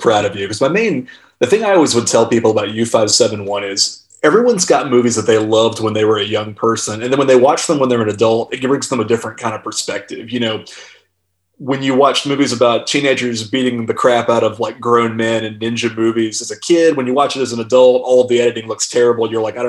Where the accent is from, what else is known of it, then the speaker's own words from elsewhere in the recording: Charlotte, North Carolina, United States; In Charlotte, North Carolina.